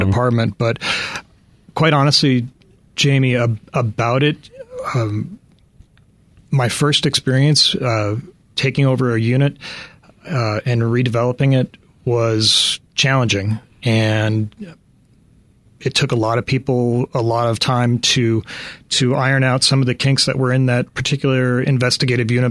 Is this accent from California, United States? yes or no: no; Chicago, Illinois, United States; moved away as an adult; now in Phoenix, United States; I lived in Chicago for the first 25 years of my life